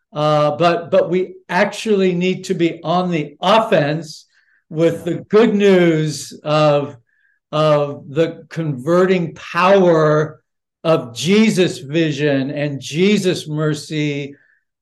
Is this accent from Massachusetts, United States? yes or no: no; Los Angeles, California, United States; someone born and raised in Los Angeles